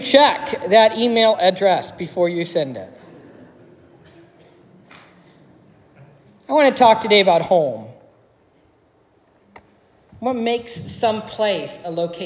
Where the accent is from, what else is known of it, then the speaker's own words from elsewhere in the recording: Dayton, Ohio, United States; also born or lived in Northmont area, northwest of Dayton; I grew up in Dayton